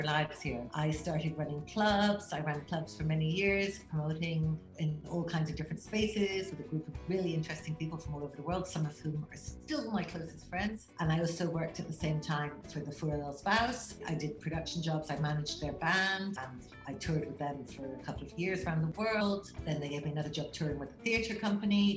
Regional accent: Ireland; also born or lived in England / London / Barcelona / Madrid; now in Spain; I was born in England, but I'm Irish, so we went back to Ireland when I was around 4. Then I moved to London.

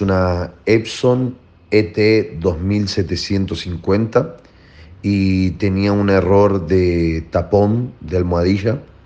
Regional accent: Spain; soy de España.

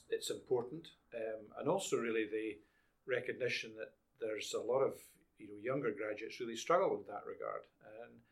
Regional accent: Edinburgh, Scotland, United Kingdom; born or raised there

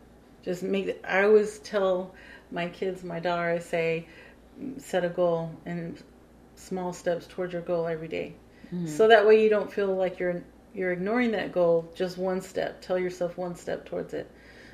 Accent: Ramstein, Rhineland-Palatinate, Germany; And I had a good friend of mine that we grew up together in Ramstein

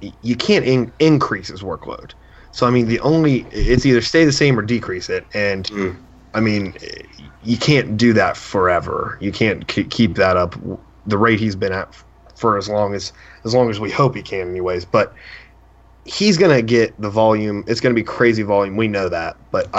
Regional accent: West Virginia, United States; I'm from West Virginia

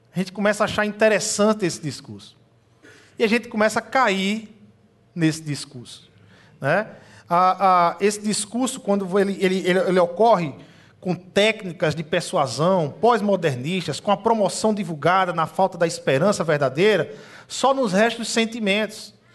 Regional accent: Brazil; aqui no Brasil, já que nós somos brasileiros

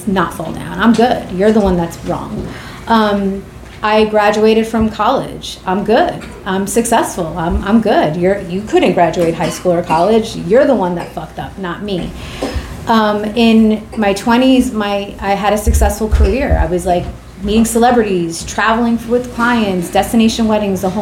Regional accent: New York City, New York, United States; I was born and raised in Queens, New York

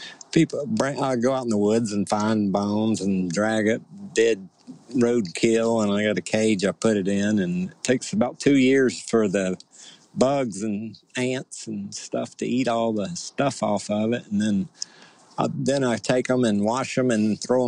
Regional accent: Seale, Alabama, United States; from Seal, Alabama

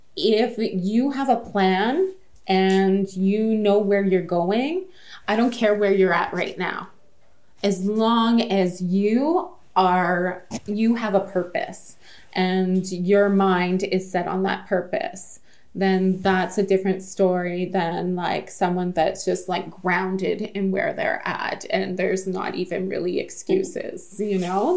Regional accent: Sault Ste. Marie, Ontario, Canada; I'm from Sault Ste. Marie

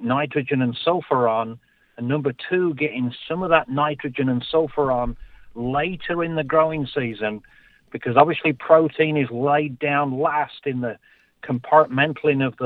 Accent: England, United Kingdom; moved away; I'm originally from England

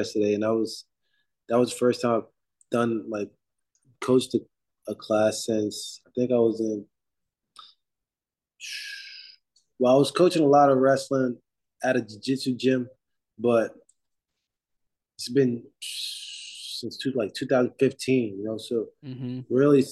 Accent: New Jersey, United States; I'm from Jersey

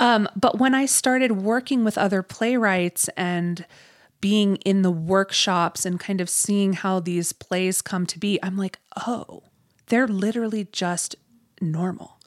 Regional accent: Ohio, United States; I grew up in Ohio

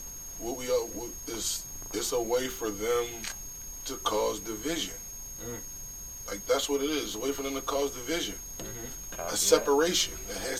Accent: United States; We, especially all of us at this table, we're American. We weren't born nowhere else. Like I said, we're of African descent.

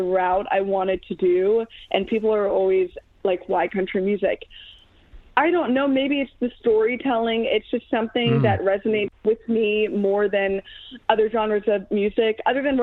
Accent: Chesapeake, Virginia, United States; now in Nashville, United States; am from the Hampton Roads area of Virginia, Chesapeake to be specific.

